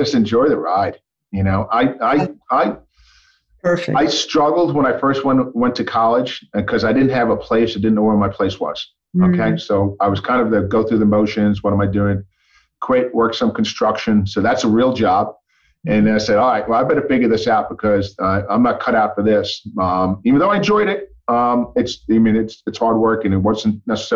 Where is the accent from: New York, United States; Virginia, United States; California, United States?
New York, United States; moved away; growing up in New York